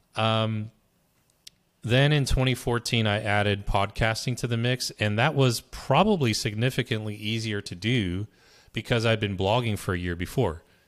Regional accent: Berkeley, California, United States; now in New Jersey, United States; I was born in Berkeley, California, and, you know, I moved to New Jersey

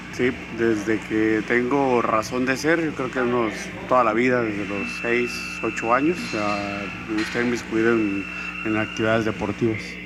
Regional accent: Tijuana, Baja California, Mexico; nací en Tijuana, Baja California, el 10 de noviembre de 1981

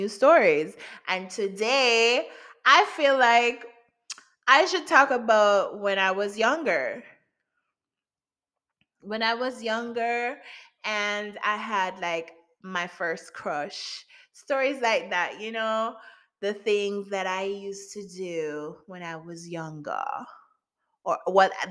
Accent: Jamaica; I'm Jamaican, so I went to St. Jude's Primary School

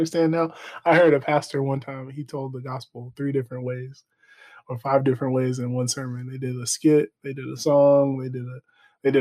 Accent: Texas, United States; We're from Texas

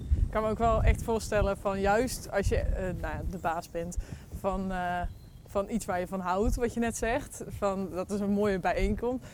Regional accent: North Brabant, Netherlands; als je identificeert als Brabander, iets wat ik dan heel erg doe

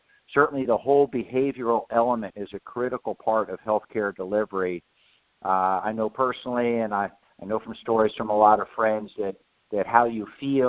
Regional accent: Oregon, United States; My home state of Oregon, we mandated that a number of years ago

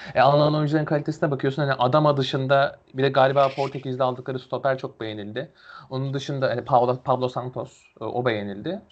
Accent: Erzurum, Turkey; Erzurumluyum ben de hani memleket olarak.

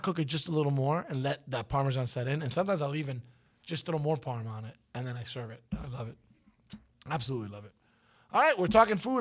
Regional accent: New York City, New York, United States; I'm from Brooklyn

